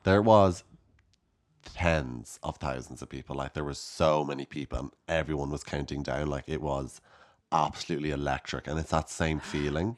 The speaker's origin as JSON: {"language": "English", "country": "Ireland", "said": "as Irish people"}